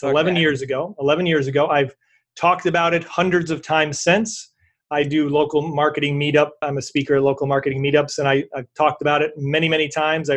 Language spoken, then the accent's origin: English; New York, United States; I'm from New York.